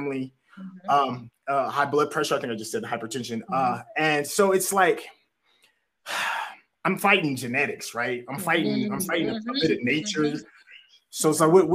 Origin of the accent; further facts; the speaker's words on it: Tennessee, United States; I grew up in Tennessee. I lived in the South my whole life.